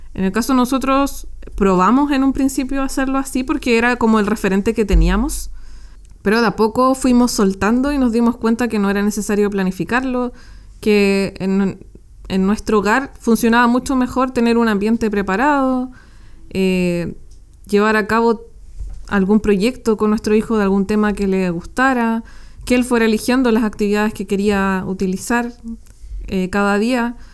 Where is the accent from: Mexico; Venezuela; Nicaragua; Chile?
Chile; Nosotros somos de Chile